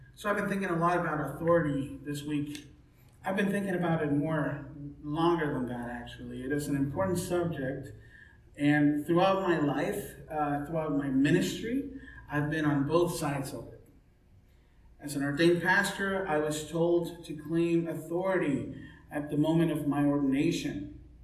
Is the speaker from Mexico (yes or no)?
yes; Mexico; now in United States; when I was growing up in Mexico